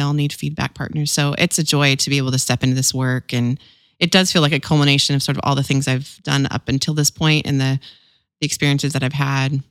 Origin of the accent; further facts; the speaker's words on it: Visalia, California, United States; my hometown in California, Visalia, California